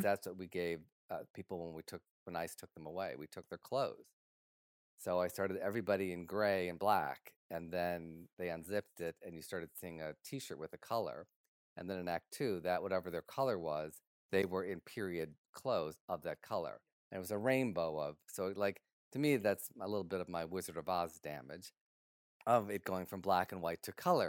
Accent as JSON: {"language": "English", "town": "Detroit", "region": "Michigan", "country": "United States", "tie": "born or raised there", "moved": "yes", "said": "my hometown of Detroit"}